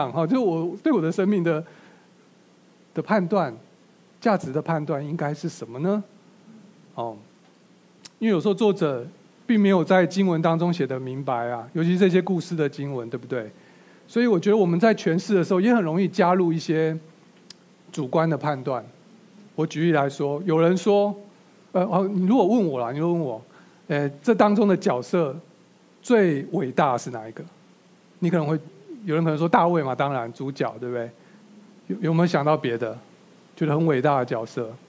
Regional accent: China; 我是一个中国人，我可以理解在这个犹太文化下发生的这些事情

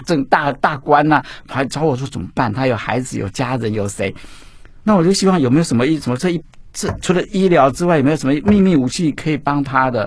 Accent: Baxianshan forest recreation area, Taichung, Taiwan; 我从小就住在山上，哈，住在古关，在山上去叫八仙山，山里游乐区那六，我在那边出生的

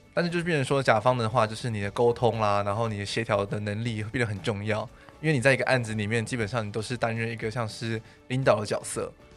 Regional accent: Taichung, Taiwan; now in Taipei, Taiwan; 因为我台中人

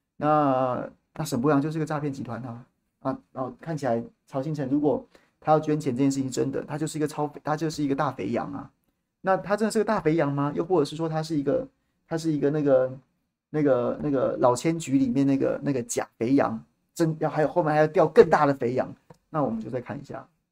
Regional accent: Taiwan; 我们一辈子生在这里，长在这里

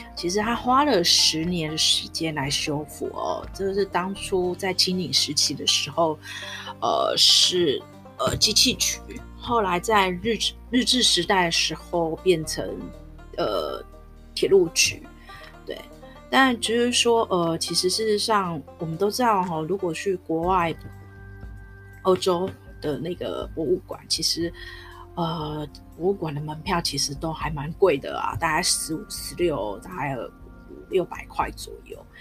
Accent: Taipei, Taiwan; 所以我在认识我的家乡，就是我在台北长大

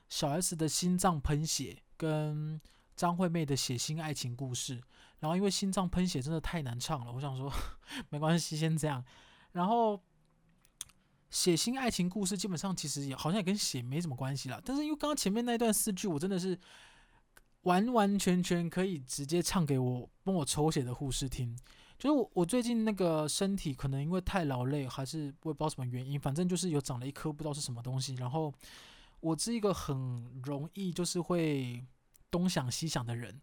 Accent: Kaohsiung, Taiwan; 我是高雄人，然后我们就，我记得我们家那时候最近的是一个叫圣公医院吧

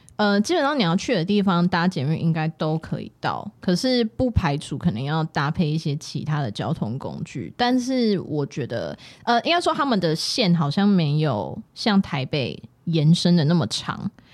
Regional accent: Taiwan; 我是守法公民，我是台湾人

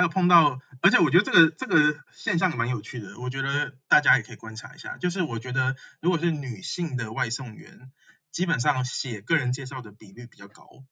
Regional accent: Taiwan; now in Beijing, China; 我这次回来台湾

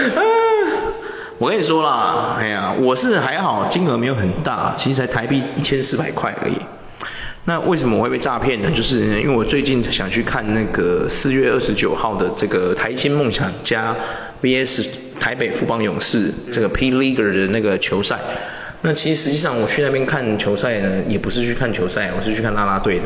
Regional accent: Taiwan; 我们台湾人

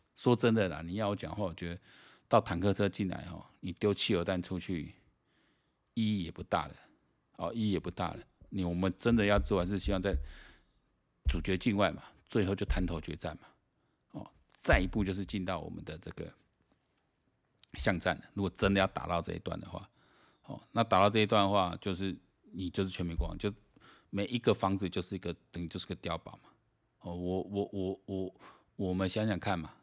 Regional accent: Taiwan; 我们台湾人

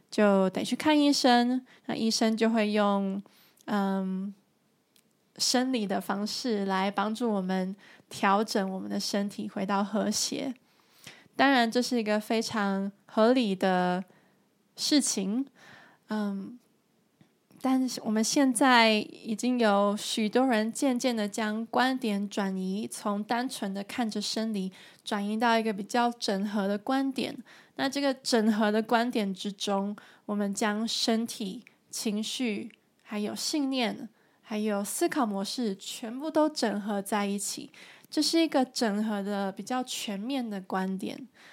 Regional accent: Taiwan; now in Germany; 我现在住在德国，而我来自台湾

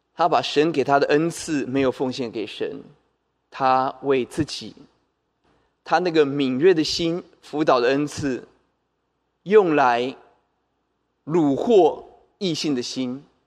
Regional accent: Taoyuan, Taiwan; 我也记得我们老家在桃园，在内里一个很低洼的地方，每逢下大雨、台风、天那个水就会淹进房子里头

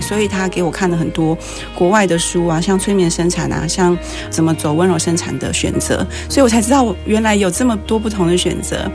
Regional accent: Penghu County, Taiwan; 我是澎湖人，然后哦。我从小就是 跟澎湖海豚一起长大

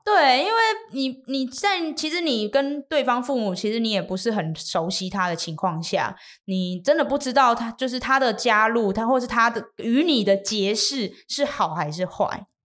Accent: Miaoli County, Taiwan; 我是苗栗人

